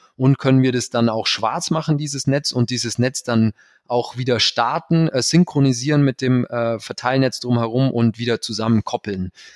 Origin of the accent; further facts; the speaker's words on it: Allgäu, Bavaria, Germany; also born or lived in Berlin / Canada; bin dann zurück in meine Heimat